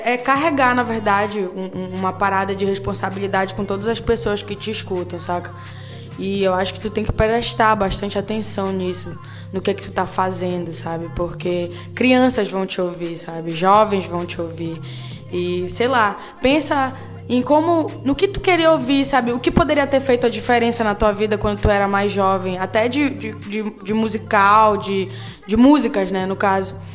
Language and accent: Portuguese; Pará, Brazil; now in Belém, Brazil; a minha história começa quando eu venho do Marajó em 2002 para Belém do Pará.